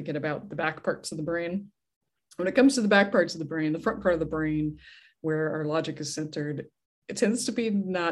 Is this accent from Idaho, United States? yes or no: yes; Idaho, United States; now in San Diego, United States; I grew up in Idaho